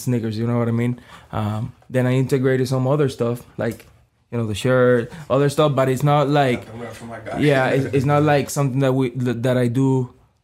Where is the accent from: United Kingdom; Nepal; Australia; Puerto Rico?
Puerto Rico; moved away as an adult; now in Boston, United States; I'm from Puerto Rico. I moved like 2016 here to Boston or Mass.